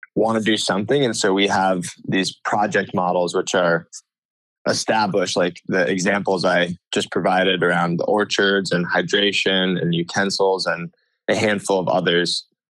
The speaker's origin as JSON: {"language": "English", "town": "Ithaca", "region": "New York", "country": "United States", "tie": "born or raised there", "moved": "as an adult", "lives_now": "Santa Cruz, United States", "said": "I'm originally from Ithaca, New York, which is in the Finger Lakes region of upstate New York"}